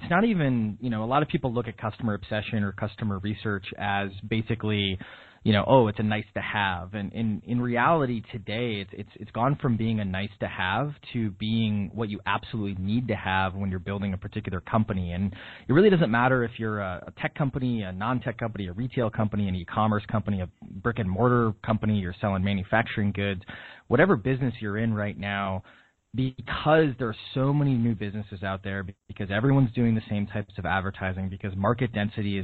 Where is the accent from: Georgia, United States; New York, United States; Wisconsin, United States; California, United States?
Wisconsin, United States; moved away as an adult; also born or lived in Illinois / Washington, D.C.; now in Boston, United States; I'm from Wisconsin, so I'm from a town with more cows than people